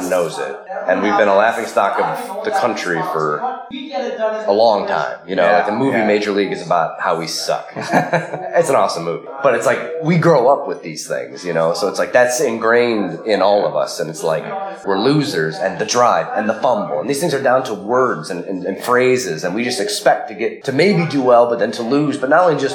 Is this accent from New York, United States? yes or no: no; Cleveland, Ohio, United States; I'm always announced from Cleveland, and I'm proud to be from there